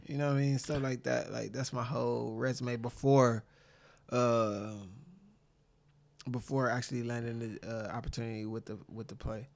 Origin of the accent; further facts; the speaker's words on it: Saginaw, Michigan, United States; I was born and raised in Saginaw, Michigan